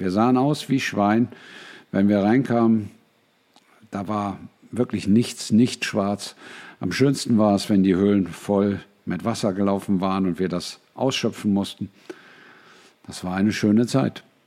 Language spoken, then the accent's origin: German; Braunschweig, Lower Saxony, Germany; Ich bin in Braunschweig aufgewachsen